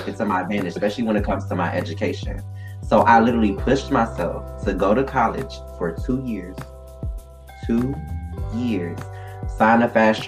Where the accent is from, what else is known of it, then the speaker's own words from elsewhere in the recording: Detroit, Michigan, United States; moved away; I'm from Detroit.